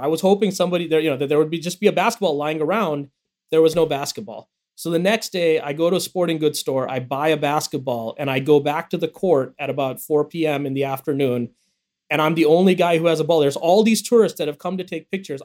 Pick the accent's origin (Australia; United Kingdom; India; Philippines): India; accent: American accent; now in United States; I was a kid who was who was born in the U.S., but my parents moved me back to India when I was young, and they wanted me to be raised there